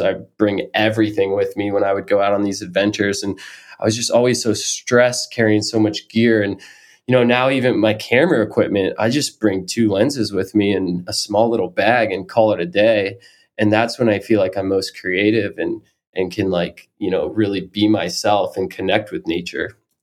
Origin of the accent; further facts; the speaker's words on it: Florida, United States; now in Maine, United States; I grew up in Florida